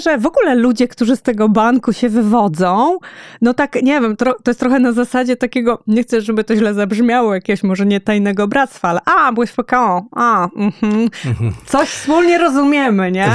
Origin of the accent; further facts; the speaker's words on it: Łódź, Łódź Voivodeship, Poland; oboje pochodzimy z Łodzi